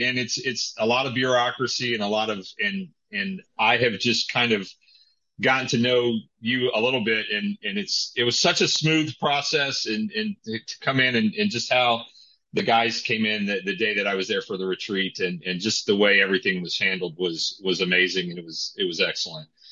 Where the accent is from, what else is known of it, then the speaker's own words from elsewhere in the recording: Indiana, United States; moved away; I grew up in Indiana, so there was plenty of hay there